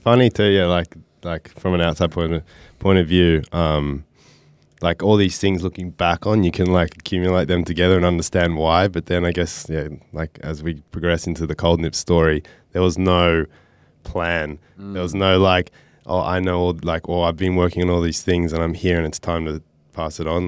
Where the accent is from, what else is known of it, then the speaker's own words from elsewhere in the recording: Byron Bay, New South Wales, Australia; I grew up in Byron Bay